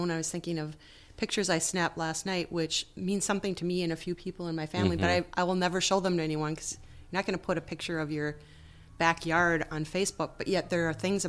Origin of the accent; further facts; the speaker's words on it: Center City, Minnesota, United States; So I actually grew up in Chisago Lakes, Minnesota. Yeah. And if you don't know where that is, it's a combination of Chisago City, Lindstrom, Center City, Schaefer, and Taylor's Falls.